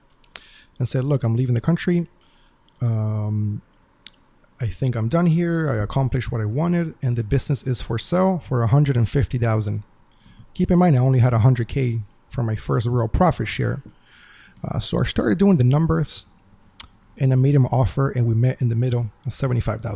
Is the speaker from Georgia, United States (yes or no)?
yes; Atlanta, Georgia, United States; also born or lived in Uruguay; I came to America with my family when I was 10 years old. I grew up here in Georgia, in Atlanta, Georgia